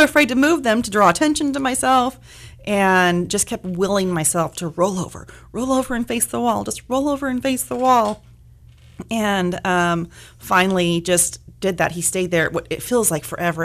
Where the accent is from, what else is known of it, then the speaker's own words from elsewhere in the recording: Bakersfield, California, United States; moved away as an adult; I am sort of from Bakersfield, born and raised here, uh, moved away for several years, but came back